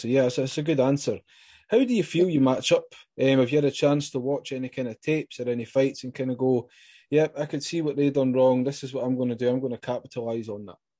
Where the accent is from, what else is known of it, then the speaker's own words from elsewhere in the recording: Scotland, United Kingdom; I'm hailing from Scotland